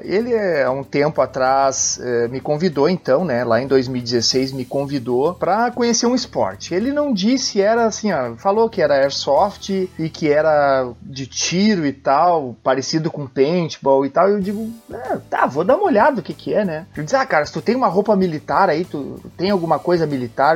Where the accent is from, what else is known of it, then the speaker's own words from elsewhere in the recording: Arroio dos Ratos, Rio Grande do Sul, Brazil; now in Porto Alegre, Brazil; moro em Porto Alegre, nasci em Arroio dos Ratos